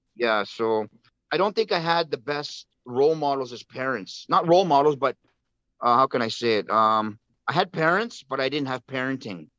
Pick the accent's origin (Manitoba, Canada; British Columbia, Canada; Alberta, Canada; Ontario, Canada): British Columbia, Canada; Vancouver; I was born and raised in East Vancouver, so I've been been here all my life